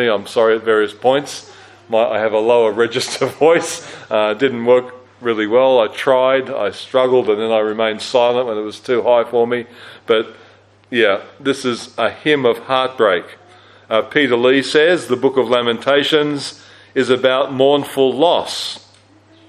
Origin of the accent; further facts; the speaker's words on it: Australia; also born or lived in Christchurch, New Zealand; as an Australian who'd never experienced an earthquake